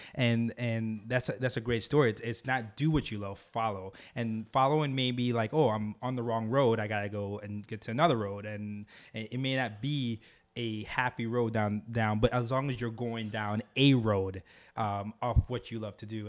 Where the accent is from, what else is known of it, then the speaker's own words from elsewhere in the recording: Jamaica; moved away; also born or lived in Harlem, New York; I'm from Jamaica